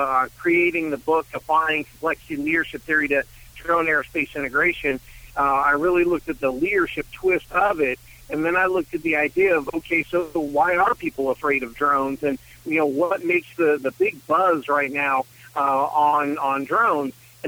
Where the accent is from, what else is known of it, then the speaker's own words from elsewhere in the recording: Reno, Nevada, United States; now in Washington, D.C., United States; I'm actually originally from Reno, Nevada, a little bit ways from D.C. where I'm at these days.